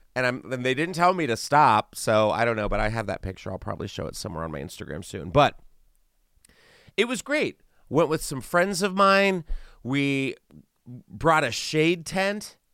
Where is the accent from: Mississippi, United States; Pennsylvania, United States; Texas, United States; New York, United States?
Texas, United States; now in Los Angeles, United States; I'm from Texas originally, and I'm used to heat